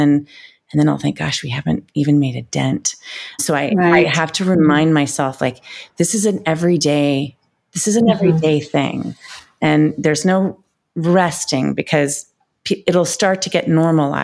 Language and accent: English; Washington, District of Columbia, United States; moved away as an adult; also born or lived in New York City; grew up in Washington, D.C., and I was a ballet dancer